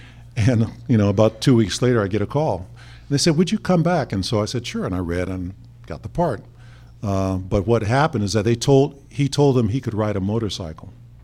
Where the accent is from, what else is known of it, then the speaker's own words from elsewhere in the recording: Pasadena, California, United States; also born or lived in San Francisco; I grew up in Pasadena, California.